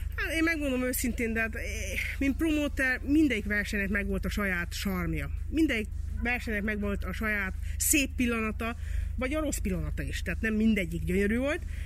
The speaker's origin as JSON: {"language": "Hungarian", "country": "Hungary", "tie": "born or raised there", "said": "én itt nőttem föl"}